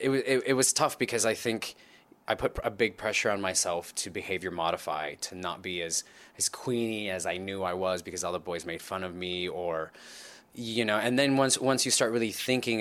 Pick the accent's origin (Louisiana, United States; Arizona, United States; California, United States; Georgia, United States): California, United States; Los Angeles; I was born and raised in Los Angeles, just north of Los Angeles in the San Fernando Valley